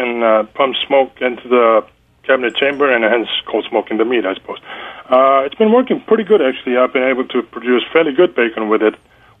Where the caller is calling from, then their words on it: Seoul, South Korea; I'm calling from Seoul, Korea.